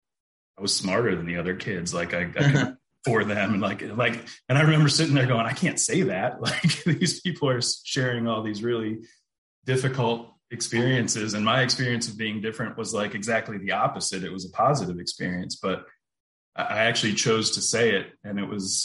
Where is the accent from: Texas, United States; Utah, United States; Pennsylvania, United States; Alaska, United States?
Pennsylvania, United States; central Pennsylvania near Harrisburg, United States; I grew up in Pennsylvania, in central Pennsylvania near Harrisburg